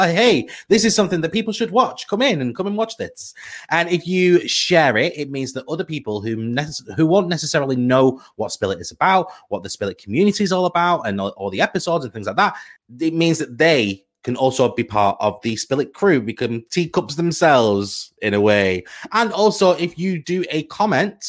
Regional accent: United Kingdom; we are British people. We're British people

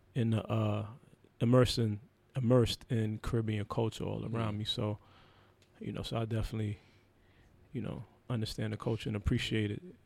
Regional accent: New York, United States; growing up in New York

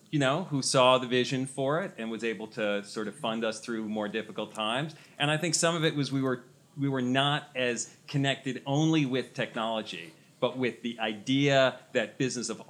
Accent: New York City, New York, United States; I was born here in New York. I'm a New York City boy. Never left my hometown.

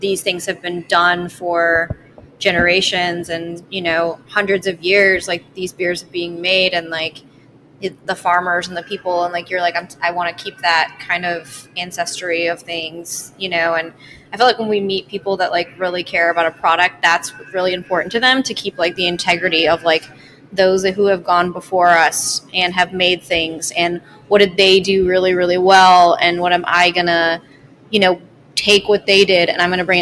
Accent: Michigan, United States; moved away; also born or lived in Colorado; I'm from Michigan and I lived in Colorado.

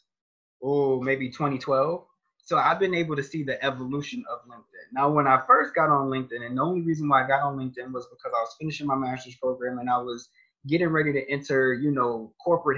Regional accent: Rochester, New York, United States; now in Ohio, United States; I'm from Rochester, New York.

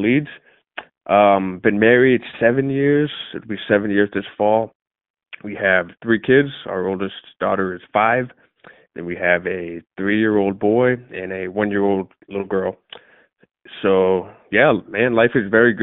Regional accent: Massachusetts, United States; moved away as an adult; now in Charlotte, United States; I grew up in New England, was born and raised in Massachusetts

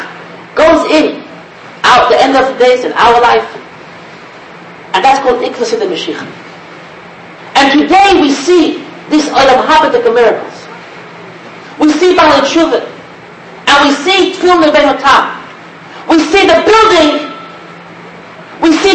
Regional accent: United States; I'm an American boy

